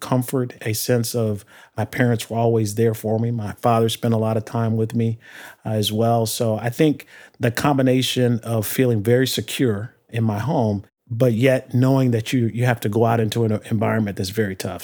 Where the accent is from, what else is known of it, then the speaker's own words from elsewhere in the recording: Detroit, Michigan, United States; I grew up in Detroit